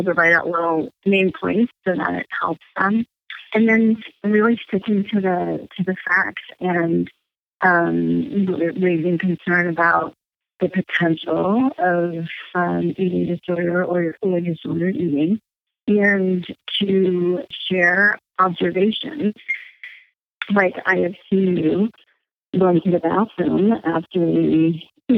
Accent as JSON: {"language": "English", "region": "California", "country": "United States", "tie": "born or raised there", "moved": "yes", "lives_now": "East Coast, United States", "said": "I grew up in California"}